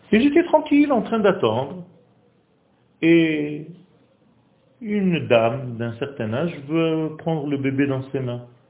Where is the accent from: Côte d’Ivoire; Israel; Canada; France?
Israel; first language Hebrew; French is a second language; ma langue, c'est l'hébreu. Moi, je ne suis pas français. Je suis né en Israël et j'ai juste appris le français pour venir donner un cours ici